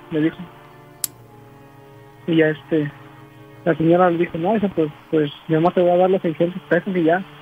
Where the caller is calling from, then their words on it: California, United States; De acá, de California.